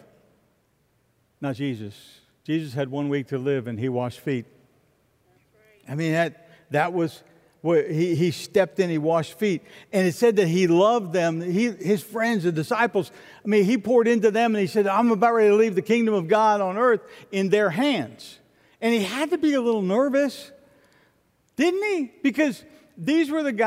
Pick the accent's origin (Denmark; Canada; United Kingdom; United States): United States; Florida; I'm from Florida